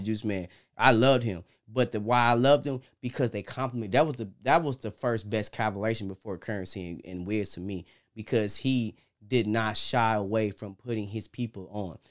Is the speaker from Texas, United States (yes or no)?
no; Detroit, Michigan, United States; Detroit, that's where we come from